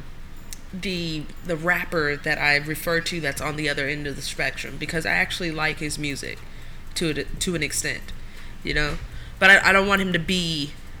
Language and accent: English; Oakland, California, United States; Oakland, California. East Oakland.